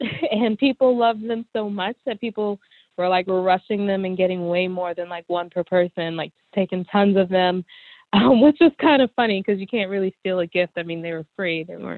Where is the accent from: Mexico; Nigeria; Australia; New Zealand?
Nigeria; Of course, because I'm Nigerian, we wanted the wedding favors to reflect that. So my family in Nigeria handmade Ankara fans.